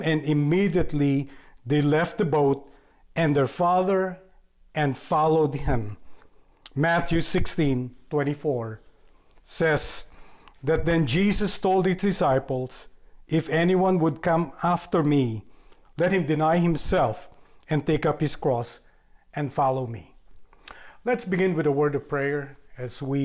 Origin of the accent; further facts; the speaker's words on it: Philippines; moved away as an adult; I'm from the Philippines. I was born there and grew up there.